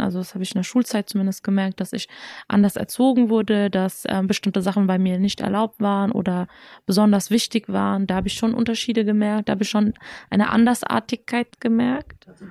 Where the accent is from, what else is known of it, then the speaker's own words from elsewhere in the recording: Germany; als jemand, der in Deutschland geboren, aufgewachsen ist